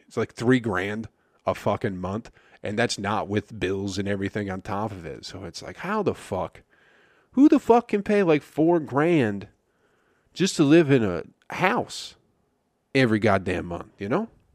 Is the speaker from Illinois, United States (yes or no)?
no; Michigan, United States; I'm from Michigan